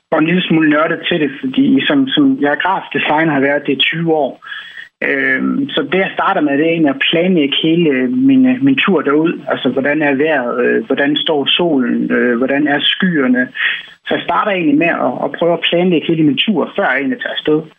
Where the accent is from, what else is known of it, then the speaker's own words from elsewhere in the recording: Jutland, Denmark; jeg er jo østjyde, og forhåbentlig stadigvæk begge mine fødder plantet godt i den jyske muld.